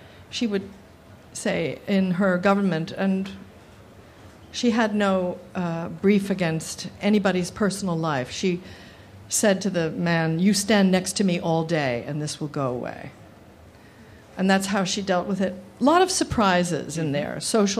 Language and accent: English; New Jersey, United States; I'm from New Jersey